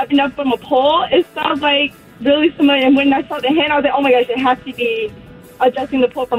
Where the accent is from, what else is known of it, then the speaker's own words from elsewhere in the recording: Orlando, Florida, United States; I'm from Orlando.